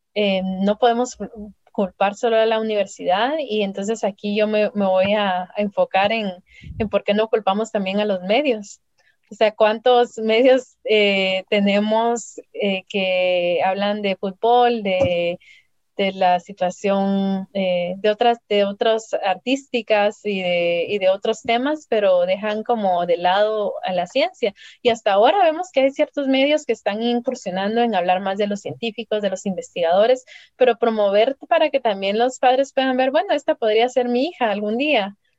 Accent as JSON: {"language": "Spanish", "town": "San Juan Sacatepéquez", "region": "Guatemala Department", "country": "Guatemala", "tie": "born or raised there", "also_born_or_lived": "Spain / California", "moved": "yes", "said": "yo crecí no solo en el Milagro, sino en Ciudad Quetzal o cerca de Ciudad Quetzal, en un lugar que se llama San Francisco del Bosque"}